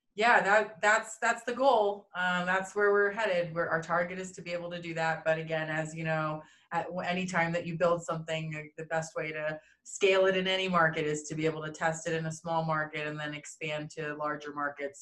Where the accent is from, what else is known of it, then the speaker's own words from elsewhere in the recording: East Coast of the United States, United States; moved away as an adult; now in Denver, United States; I hail from the East Coast of the United States, so that's kind of where I was born and raised.